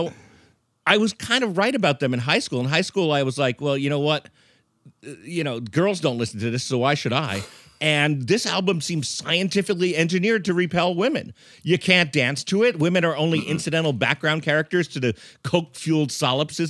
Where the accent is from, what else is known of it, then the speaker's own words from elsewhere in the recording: Long Island, New York, United States; I grew up on Long Island in the 80s, which is not a cool place to grow up, but it's a place.